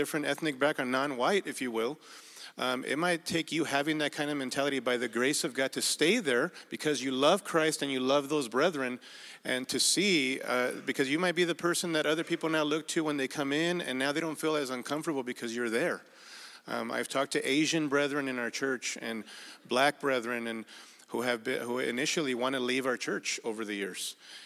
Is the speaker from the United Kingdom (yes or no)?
no; Mexico; now in Burbank, United States; I was born in Mexico with a Spaniard background